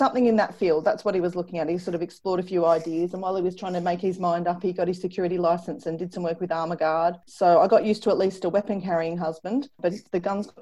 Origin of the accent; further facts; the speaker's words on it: Ballarat, Victoria, Australia; also born or lived in Wagga Wagga; now in Sale, Australia; I grew up in Ballarat in Victoria